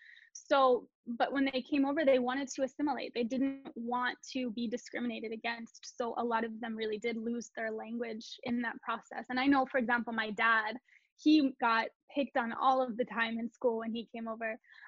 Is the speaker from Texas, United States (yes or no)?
no; Philadelphia, Pennsylvania, United States; moved away; also born or lived in Italy; I'm actually from Philly.